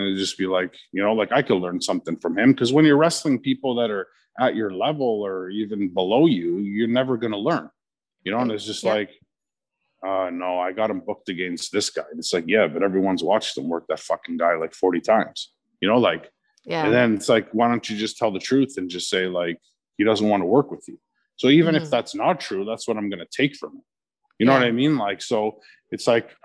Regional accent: Chester Lee, then Markham, Ontario, Canada; growing up in Chester Lee, like I played hockey

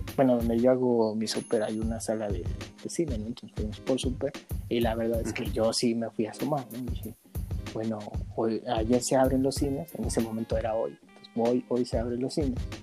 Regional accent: Mexico; nosotros los mexicanos

